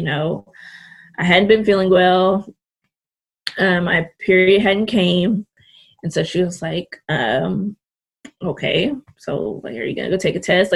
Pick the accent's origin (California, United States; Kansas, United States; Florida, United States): California, United States; Richmond; born and raised in California. Actually in the Bay Area. I'm from Richmond, California